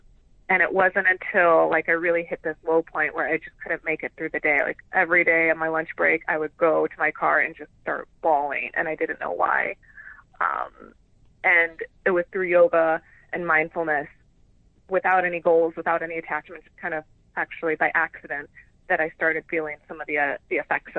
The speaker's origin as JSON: {"language": "English", "town": "Chicago", "region": "Illinois", "country": "United States", "tie": "born or raised there", "also_born_or_lived": "Florida", "said": "Yeah, so I grew up in a little bit of Chicago, a little bit of Florida."}